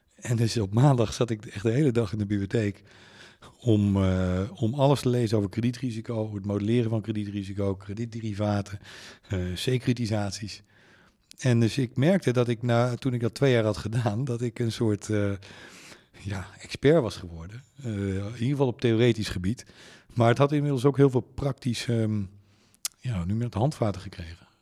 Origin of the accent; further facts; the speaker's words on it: Leeuwarden, Friesland, Netherlands; ik ben in Leeuwarden opgegroeid